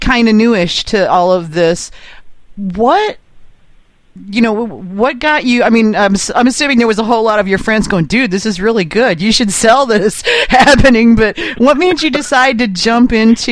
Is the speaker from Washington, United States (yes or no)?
no; Michigan, United States; now in North Carolina, United States; I grew up in Michigan. Now I live in North Carolina.